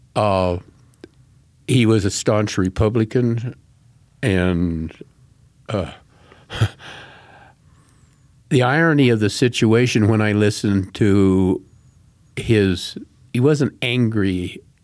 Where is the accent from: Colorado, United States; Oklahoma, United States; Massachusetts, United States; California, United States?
Colorado, United States; Colorado Springs; Right here in Colorado Springs